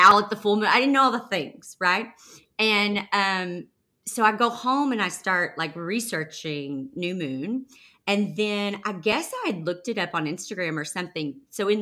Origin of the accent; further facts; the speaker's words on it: the Bible Belt, United States; now in Nashville, United States; I grew up in the Bible Belt where we don't do that.